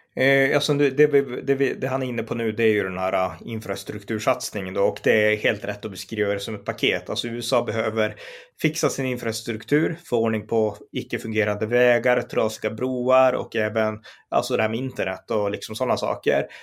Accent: Sweden; vi i Sverige

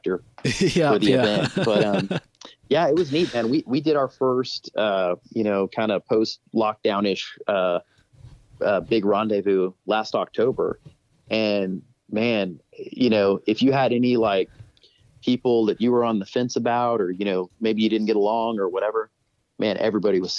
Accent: Texas, United States; all the guys who I grew up with in Texas

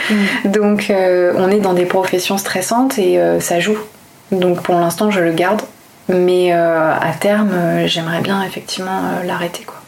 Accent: Toulouse, Occitania, France; d'où je viens Je viens de Toulouse.

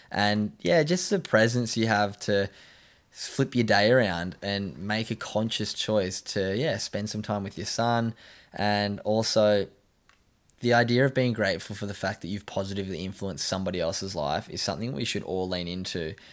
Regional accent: Scotland, United Kingdom; I'm originally from Scotland

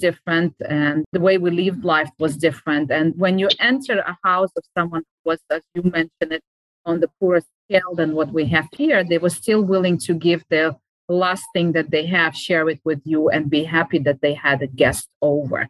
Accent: Uzbekistan; moved away; I used to live in Uzbekistan. I grew up in Uzbekistan

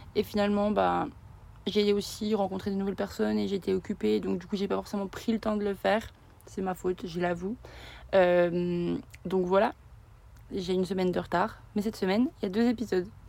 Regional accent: Bourgogne-Franche-Comté, France; De Franche-Comté

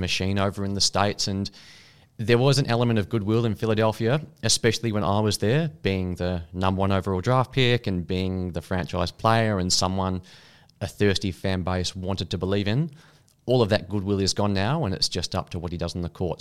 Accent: Australia

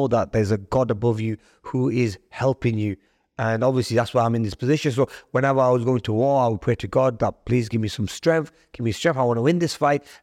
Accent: United Kingdom; I um, was raising the flag for Pakistan, even though I'm British. And I was proud of my dual nationality

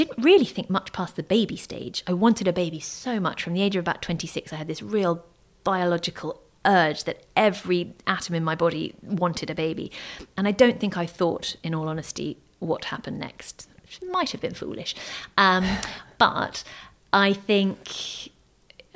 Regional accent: United Kingdom; I grew up in Thatcher's Britain in the 80s.

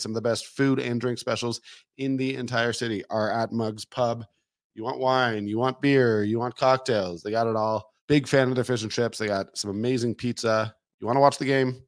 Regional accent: Toronto, Ontario, Canada; moved away; I'm from Toronto

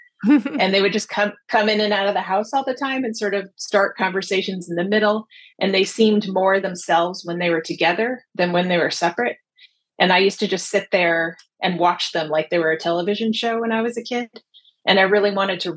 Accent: New Jersey, United States; I grew up in New Jersey

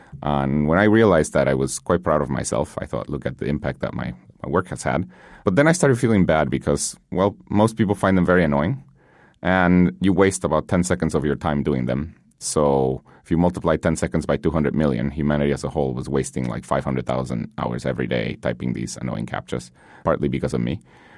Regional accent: Guatemala; English is a second language; I grew up in Guatemala. Learning English was a huge thing.

